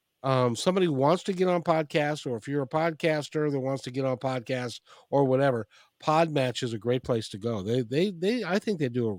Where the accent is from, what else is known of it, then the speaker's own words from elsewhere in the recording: Ireland; It is a fine Scottish name, but yeah, I'm Irish anyway.